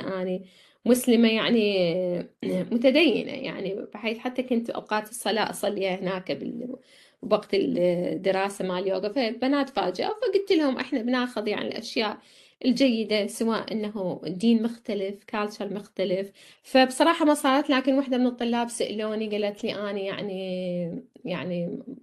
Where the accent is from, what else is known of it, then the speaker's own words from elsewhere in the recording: Iraq; moved away as an adult; now in Australia; كنت بالعراق